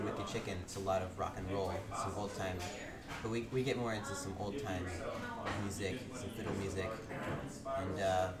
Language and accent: English; Millheim, Pennsylvania, United States; we're from right down the street here in Milheim.